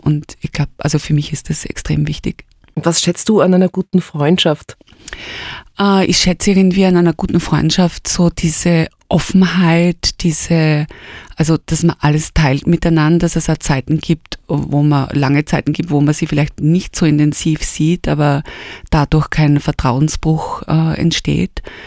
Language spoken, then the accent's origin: German; Styria, Austria; moved away as an adult; now in Vienna, Austria; bin aus der Steiermark gekommen, also eigentlich aus einer kleinen Stadt, aus Junburg. Bin nach Wien gekommen